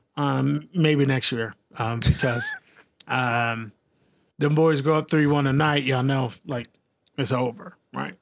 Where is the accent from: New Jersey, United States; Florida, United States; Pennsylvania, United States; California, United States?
Pennsylvania, United States; Philadelphia; now in Portland, United States; I'm from Philly